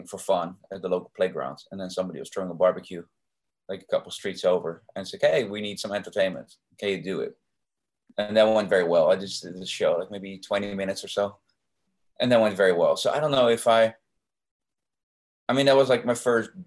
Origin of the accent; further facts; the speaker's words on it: Rotterdam, South Holland, Netherlands; I'm from Rotterdam in the Netherlands.